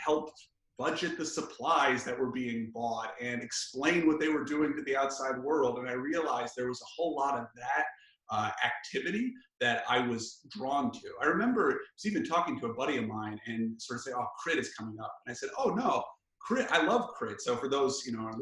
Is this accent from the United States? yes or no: yes; Chicago, Illinois, United States; moved away as an adult; also born or lived in Los Angeles / Virginia / Massachusetts; I grew up in Chicago, but both of my parents had grown up in Los Angeles